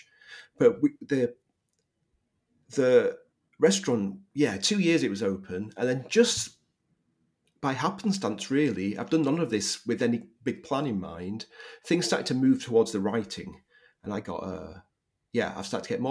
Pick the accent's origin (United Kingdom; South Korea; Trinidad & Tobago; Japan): United Kingdom; Leeds, Yorkshire and the Humber; moved away; also born or lived in Manchester / St. Louis, Missouri; I'm from Yorkshire, from Leeds in Yorkshire.